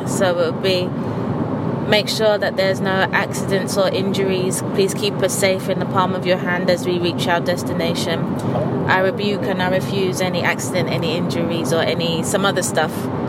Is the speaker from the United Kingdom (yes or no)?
yes; England, United Kingdom; also born or lived in Japan; I am from England. I am 35.